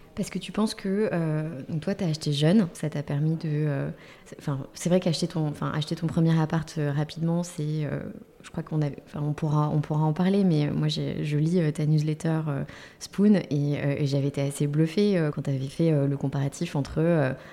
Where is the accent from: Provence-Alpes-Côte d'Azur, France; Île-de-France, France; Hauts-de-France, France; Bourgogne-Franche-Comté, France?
Île-de-France, France; Paris; on est parisien